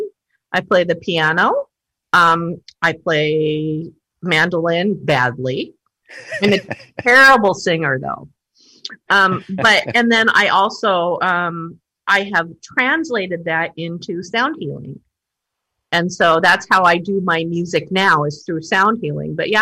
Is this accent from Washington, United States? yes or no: yes; Kitsap County, Washington, United States; I'm from Kitsap County originally, and so I was used to the energy of Port Gamble